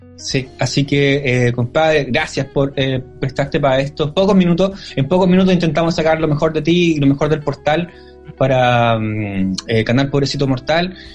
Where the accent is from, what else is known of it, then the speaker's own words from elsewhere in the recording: Chile; yo soy chileno y toda la cuestión, soy chileno